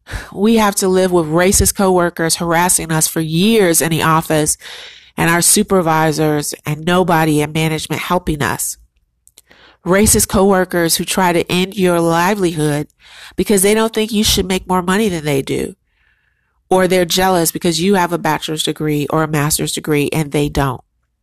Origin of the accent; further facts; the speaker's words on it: United States; That's what being Black American in your own country that hates you does to you.